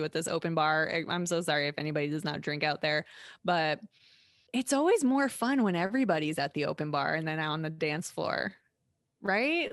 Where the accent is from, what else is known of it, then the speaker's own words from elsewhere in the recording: United States; growing up in America especially, I c, I didn't grow up anywhere else